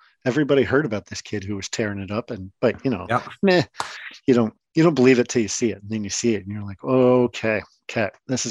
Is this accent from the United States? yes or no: no; Canada; as a Canadian